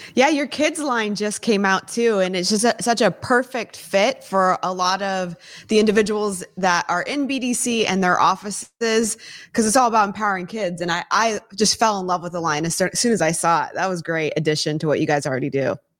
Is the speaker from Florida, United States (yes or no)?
no; Silicon Valley, California, United States; I was born and raised in Silicon Valley area.